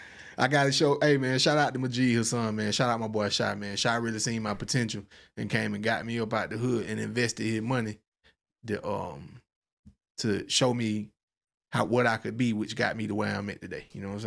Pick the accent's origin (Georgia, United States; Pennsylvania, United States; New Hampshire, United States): Georgia, United States; Forsyth; My town is called Forsyth, Georgia, Monroe County.